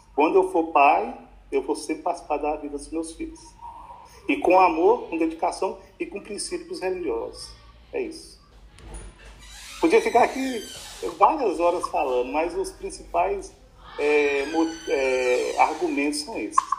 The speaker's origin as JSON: {"language": "Portuguese", "town": "Januária", "region": "Minas Gerais", "country": "Brazil", "tie": "born or raised there", "said": "eu nasci, e nós voltamos para o Fabião, ali no Peruaço. Ali eu cresci os primeiros anos, até os 5, 6, 7 anos"}